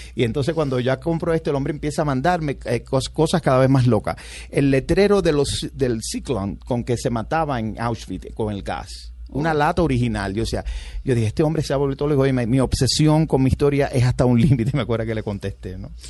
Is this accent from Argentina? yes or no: no; Cuba; born or raised there; moved away as an adult; now in United States